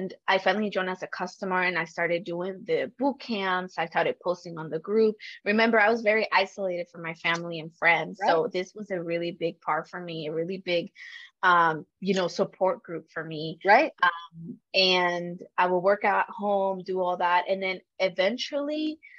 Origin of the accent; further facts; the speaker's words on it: Dallas, Texas, United States; moved away as an adult; also born or lived in Michigan; I come from Dallas, which, you know, is kind of like a big city now